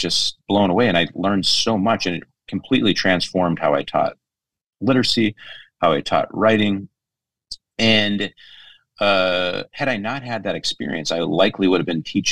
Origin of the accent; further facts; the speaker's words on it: North Dakota, United States; moved away as an adult; also born or lived in St. Paul, Minnesota; now in Houston, United States; I grew up in North Dakota, so a small community.